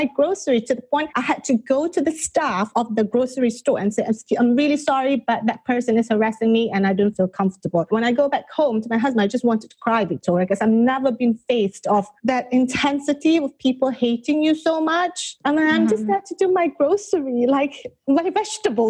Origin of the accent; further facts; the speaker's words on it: Malaysia; also born or lived in England / India; now in California, United States; I'm originally from Malaysia. So I moved from Malaysia to England